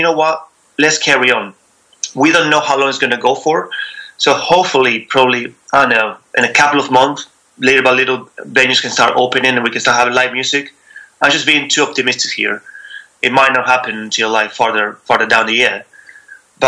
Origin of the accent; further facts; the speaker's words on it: Buenos Aires, Argentina; moved away as an adult; also born or lived in Spain; now in London, United Kingdom; I'm from Argentina, from Buenos Aires.